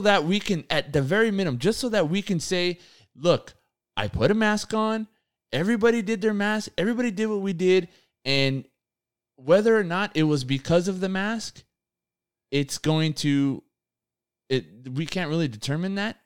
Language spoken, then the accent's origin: English; United States; we're born here